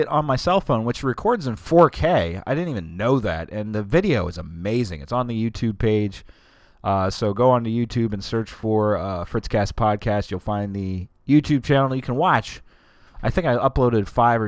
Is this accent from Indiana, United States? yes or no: no; Delaware, United States; from Delaware